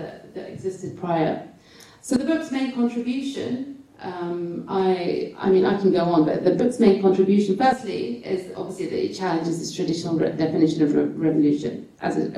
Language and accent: English; Bahrain; where I'm from Bahrain